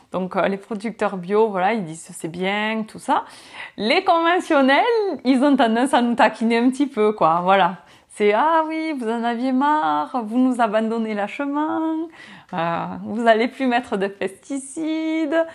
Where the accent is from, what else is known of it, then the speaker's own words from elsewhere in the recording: France; on a nos règles à respecter en tant que Français